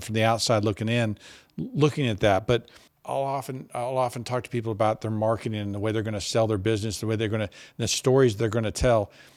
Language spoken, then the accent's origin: English; Texas, United States; also born or lived in Boston; I came back to Texas from Boston